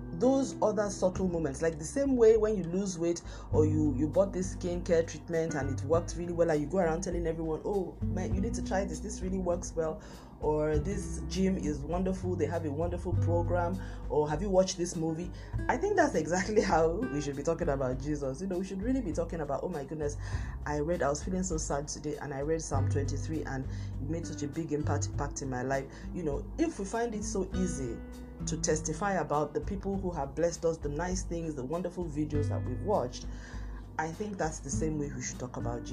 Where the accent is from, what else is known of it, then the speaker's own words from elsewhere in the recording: Nigeria; moved away; my home country, Nigeria, we, all of us Christians